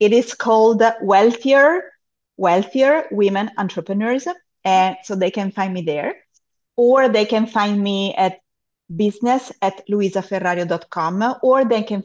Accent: Monza, Lombardy, Italy; also born or lived in Germany; now in Cyprus; I am originally from Monza, that is the town in Italy where we have the Formula One auto

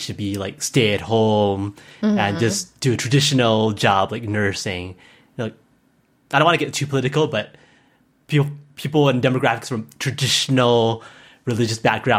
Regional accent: Hawaii, United States; when I was growing up in Hawaii, there wasn't too many options. It's either government or tourism.

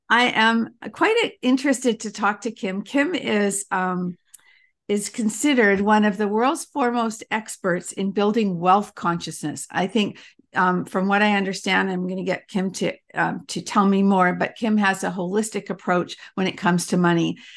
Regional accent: Canada; also born or lived in England; we moved from England to Canada when I was little

